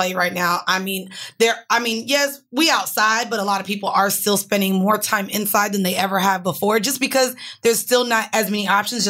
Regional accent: Florida, United States; we're from Florida.

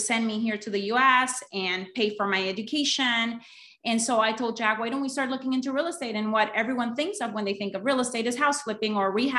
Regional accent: Honduras; moved away as an adult; now in United States; I'm actually originally from Honduras

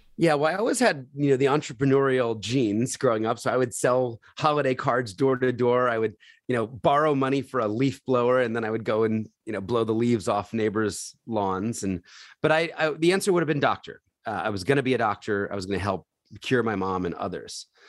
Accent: Philadelphia, Pennsylvania, United States; I was born in Philadelphia

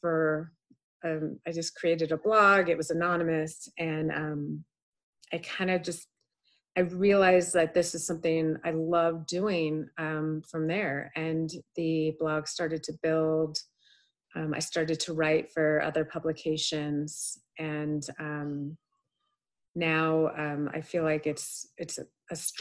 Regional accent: the Bay Area, California, United States; also born or lived in Boston; now in Reno, United States; I grew up in the Bay Area

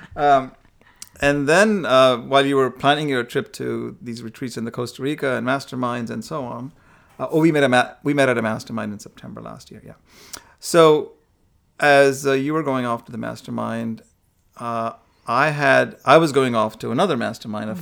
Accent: India; I'm from India

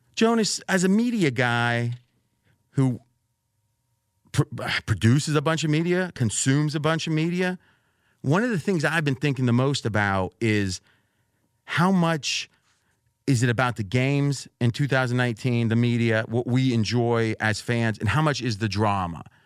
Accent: Pittsburgh, Pennsylvania, United States; moved away; back where I grew up in Pittsburgh

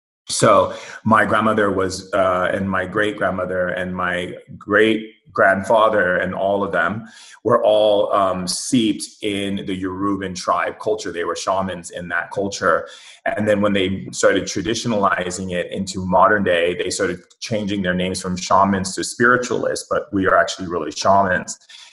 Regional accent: Foster City, California, United States; also born or lived in Hawaii; I grew up in two places. I grew up in Foster City. It's a little town outside of San Francisco. And I also grew up in Hawaii and Oahu, in several places in Hawaii.

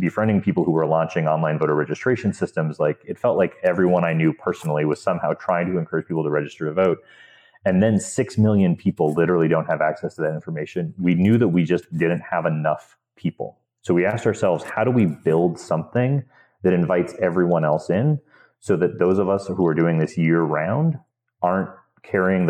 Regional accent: Montana, United States; I grew up in Montana, Montana is an unusual place

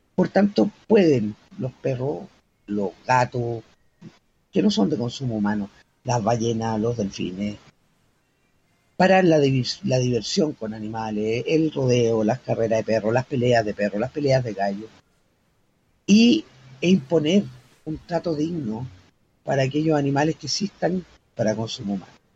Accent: Chile; soy bien chilena

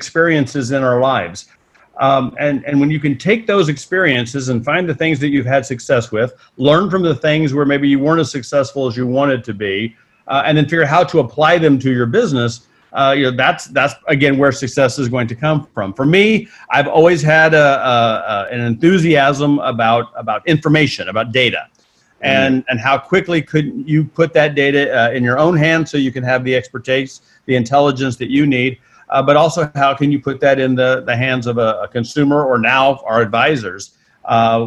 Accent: Missouri, United States; moved away as an adult; also born or lived in St. Louis, Missouri / Santa Monica, California; I'm from Missouri, not the luxury capital of the world

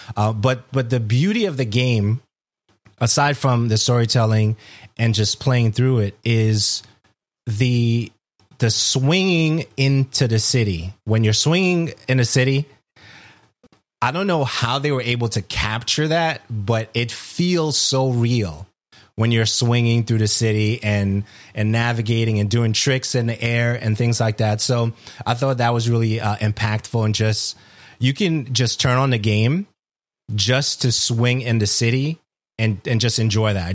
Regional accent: New York City, New York, United States; I'm from Brooklyn.

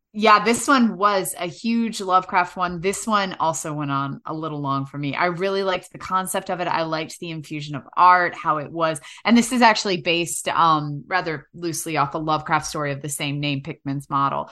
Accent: New York City, New York, United States; moved away as an adult; also born or lived in North Hollywood, Los Angeles; now in Los Angeles, United States; I'm from New York City

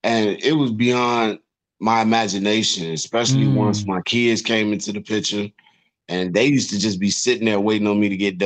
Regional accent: Chicago, Illinois, United States; I'm from the South Side

